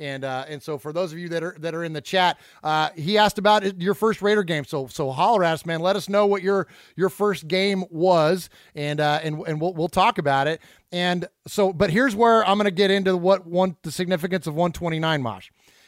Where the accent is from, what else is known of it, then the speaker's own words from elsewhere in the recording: San Jose, California, United States; I grew up in the San Jose